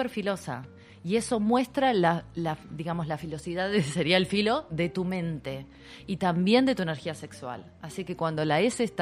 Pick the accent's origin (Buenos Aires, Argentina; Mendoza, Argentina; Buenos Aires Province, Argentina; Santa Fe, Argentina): Santa Fe, Argentina; Rosario; Yo vengo de la ciudad de Rosario, imagínate que nos aspiramos las S